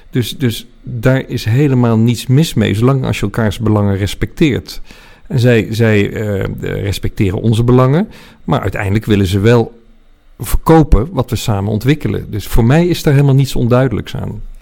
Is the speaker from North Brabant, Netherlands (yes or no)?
yes; 's-Hertogenbosch, North Brabant, Netherlands; moved away as an adult; also born or lived in The Hague / Nijmegen / Delft / Utrecht; toen beland in Den Bosch, waar hij zich vestigde als gynaecoloog. Daar heb ik van mijn zes tot mijn achttiende gewoond